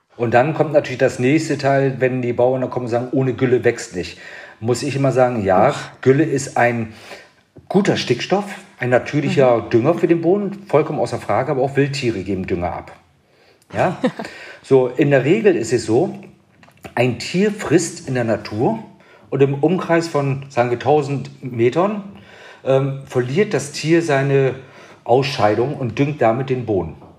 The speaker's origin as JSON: {"language": "German", "region": "Bremen", "country": "Germany", "said": "ich komme aus Bremen"}